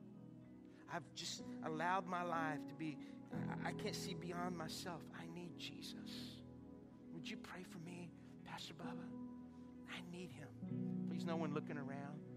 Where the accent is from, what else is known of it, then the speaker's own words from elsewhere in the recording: Lafayette, Louisiana, United States; also born or lived in Lake Charles, Louisiana; now in Jennings, United States; I was born in Lake Charles, grew up in Lafayette